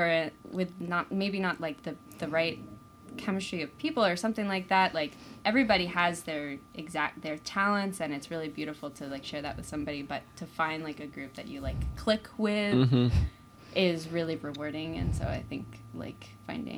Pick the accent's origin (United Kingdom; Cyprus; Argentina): United Kingdom; now in Burlington, United States; I'm British too